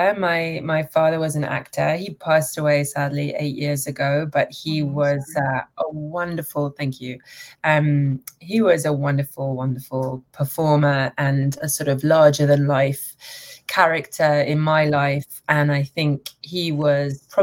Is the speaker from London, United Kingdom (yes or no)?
yes; London, United Kingdom; also born or lived in Manchester / Toronto; I'm from London. I was born in Manchester, but I grew up in London